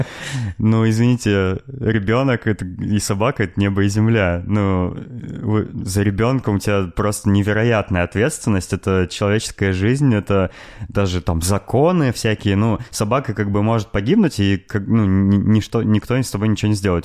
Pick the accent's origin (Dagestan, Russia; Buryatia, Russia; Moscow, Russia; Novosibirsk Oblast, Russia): Novosibirsk Oblast, Russia; Novosibirsk; я родился в Новосибирске